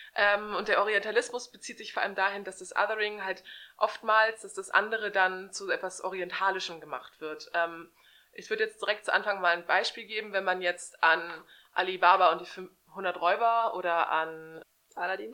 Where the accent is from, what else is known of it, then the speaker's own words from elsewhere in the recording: Hamburg, Germany; ich komme ja aus Hamburg, aus der schönsten Stadt der Welt